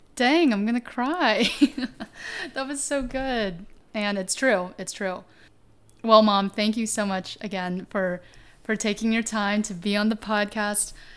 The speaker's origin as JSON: {"language": "English", "region": "Tennessee", "country": "United States", "tie": "born or raised there", "also_born_or_lived": "China", "said": "my experience as an Asian American woman growing up in Tennessee"}